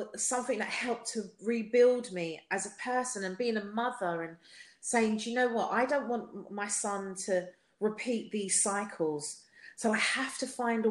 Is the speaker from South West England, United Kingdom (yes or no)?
no; London, United Kingdom; accent: South London; my South London accent